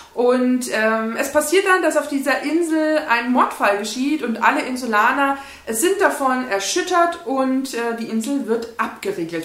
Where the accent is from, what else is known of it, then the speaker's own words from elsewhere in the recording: Bavaria, Germany; bei uns in Bayern